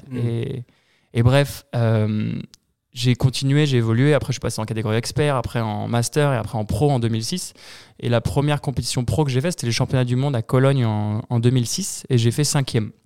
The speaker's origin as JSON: {"language": "French", "town": "Épinay-sur-Orge", "region": "Île-de-France", "country": "France", "tie": "born or raised there", "said": "dans ma ville, euh, il y n'y avait pas de skatepark. Je viens d'Épinay-sur-Orge, à 20 minutes au sud de Paris."}